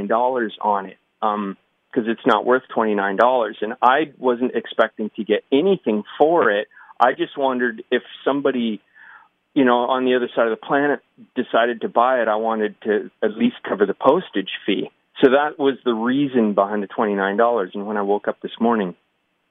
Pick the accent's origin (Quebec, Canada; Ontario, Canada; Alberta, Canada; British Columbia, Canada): Ontario, Canada; Waterloo; I'm from Waterloo.